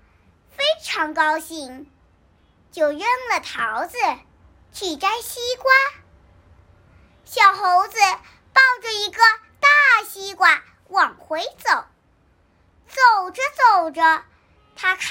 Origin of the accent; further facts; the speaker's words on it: Wenzhou, Zhejiang, China; 我来自浙江温州。